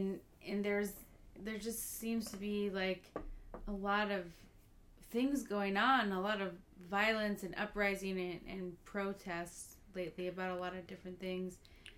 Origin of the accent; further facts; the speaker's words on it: United States; I'm an American.